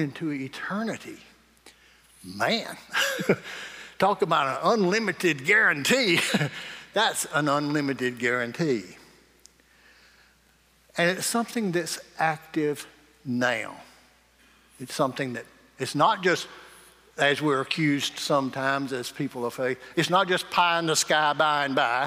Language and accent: English; Morgan, United States; I just grew up down in Morgan, but when I grew up in Morgan, everybody had a house and 40 acres